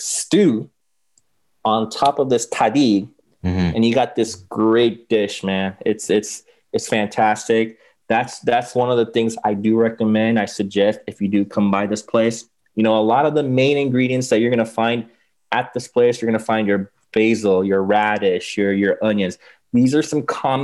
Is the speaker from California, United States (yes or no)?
yes; Los Angeles, California, United States; I grew up in LA. I grew up actually in West LA near, mm-hmm. near Westwood, near UCLA